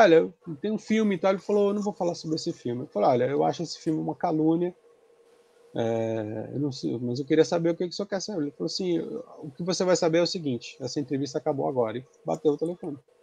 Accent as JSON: {"language": "Portuguese", "town": "Santos", "region": "São Paulo", "country": "Brazil", "said": "eu sou de Santos"}